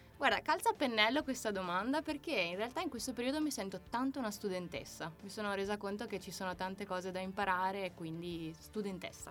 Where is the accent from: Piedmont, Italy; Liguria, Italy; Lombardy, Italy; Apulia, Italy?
Apulia, Italy; now in Veneto, Italy; io sono pugliese